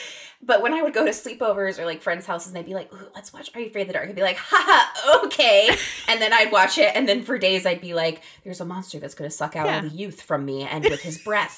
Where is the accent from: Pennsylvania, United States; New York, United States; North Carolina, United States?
Pennsylvania, United States; now in California, United States; I was born in California and then we moved to Pennsylvania